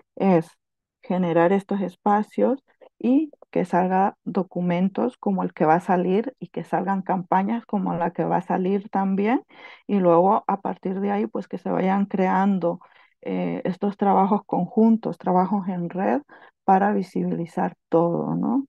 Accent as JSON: {"language": "Spanish", "country": "Honduras", "moved": "yes", "lives_now": "Catalonia, Spain", "said": "soy hondureña"}